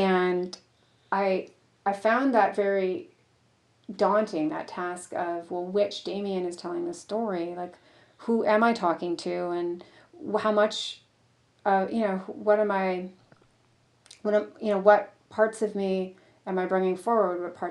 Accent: the Detroit suburbs, Michigan, United States; I grew up in the Detroit suburbs

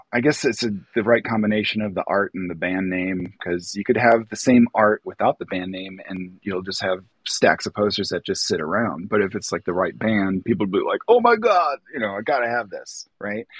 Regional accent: Wildwood, Illinois, United States; also born or lived in Atlanta, Georgia; I'm Lake County, Illinois. I was actually born in Atlanta, Georgia, oh, but uh, when I was young, we moved up to Illinois. Um, we wound up in Wildwood, Illinois

